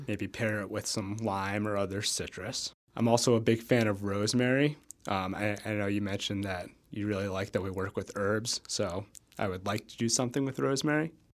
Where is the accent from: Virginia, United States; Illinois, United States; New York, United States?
New York, United States; now in Madison, United States; so I'm from New York